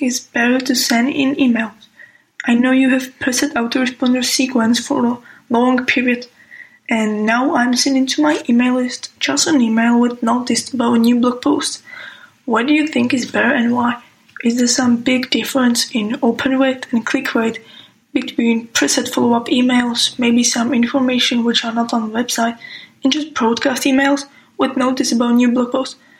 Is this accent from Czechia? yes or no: yes; Czechia; I'm from Czech Republic